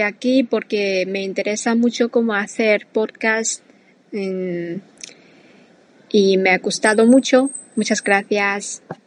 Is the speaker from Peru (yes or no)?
no; China; Spanish is a second language; now in Valencia, Spain; soy de China y ahora estoy doctorando en Valencia